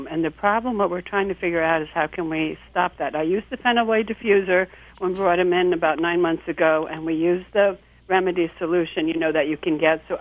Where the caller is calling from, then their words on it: West Reading, Pennsylvania, United States; I'm calling from um, West Reading, Pennsylvania.